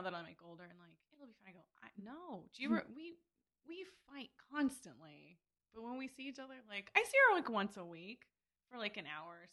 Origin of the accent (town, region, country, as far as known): Simi Valley, California, United States; born or raised there; also born or lived in Burbank, California